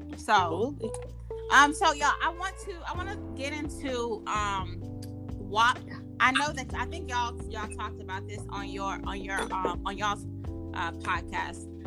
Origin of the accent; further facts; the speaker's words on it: the South, United States; I grew up here in the South